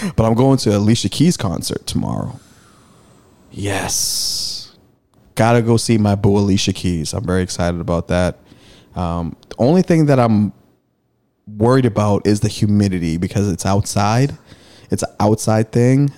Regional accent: Malden, Massachusetts, United States; me taking train rides to Madison Park High School from Malden during the summer when I played BNBL.

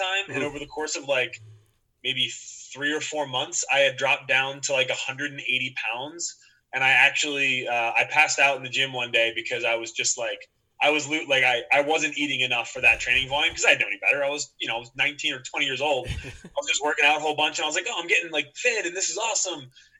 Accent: Media, Pennsylvania, United States; I grew up in Media, Pennsylvania. It's a suburb of Philadelphia

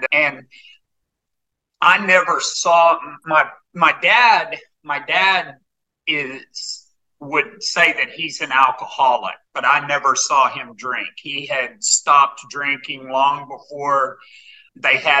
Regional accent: Arkansas, United States; also born or lived in Northern California / Boulder, Colorado; I was born and raised in Arkansas. I've been here most of my life.

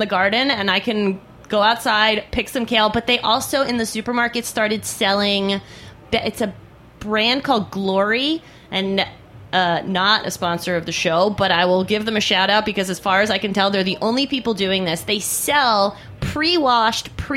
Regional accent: East End of Long Island, New York, United States; where I grew up out on the East End of Long Island

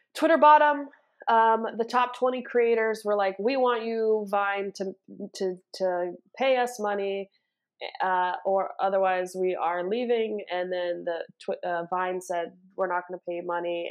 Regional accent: Los Angeles, California, United States; also born or lived in New York; born and raised in Los Angeles, California

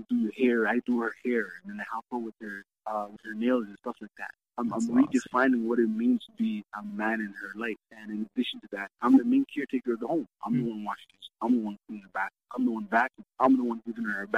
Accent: Kitchener, Ontario, Canada; English is a second language; also born or lived in Somalia; we grew up in Kitchener, Ontario

